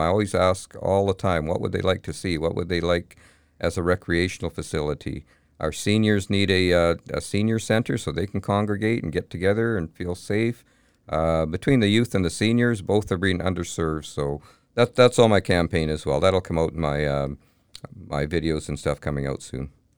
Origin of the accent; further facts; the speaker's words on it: Kamloops, British Columbia, Canada; I was born and raised in Kamloops. Kamloops is my home, always has been